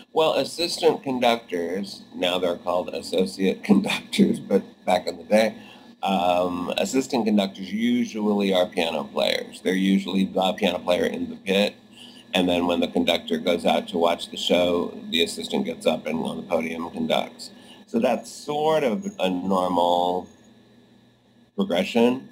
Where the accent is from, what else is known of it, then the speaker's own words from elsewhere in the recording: Los Angeles, California, United States; moved away as an adult; now in New York City, United States; in my hometown of Los Angeles